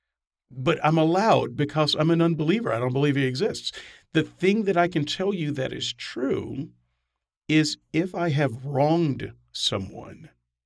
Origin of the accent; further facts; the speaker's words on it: the South, United States; growing up in the South